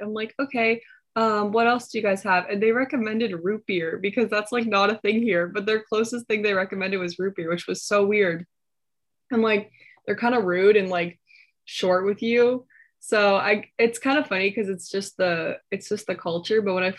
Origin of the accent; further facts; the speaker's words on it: Dallas, Texas, United States; moved away as an adult; also born or lived in Garland, Texas; now in Langhorne, United States; I'm originally from Dallas, Texas. I was born and raised there my whole life.